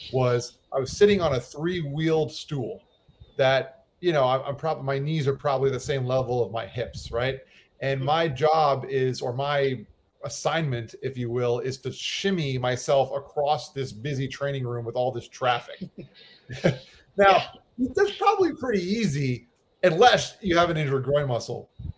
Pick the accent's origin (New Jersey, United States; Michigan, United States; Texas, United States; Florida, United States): Florida, United States; west of Fort Lauderdale, South; also born or lived in New York; I grew up in South Florida. I was actually born in New York, and I moved to South Florida when I was just a kid. My parents moved out to an area west of Fort Lauderdale